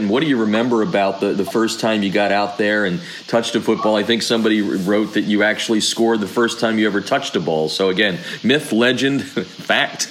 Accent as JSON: {"language": "English", "region": "Pennsylvania", "country": "United States", "tie": "born or raised there", "said": "I grew up in Pennsylvania"}